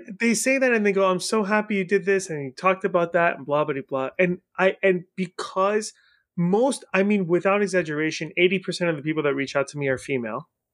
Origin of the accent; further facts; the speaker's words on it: Iran; now in United States; I was born in Iran, so I'm also a foreigner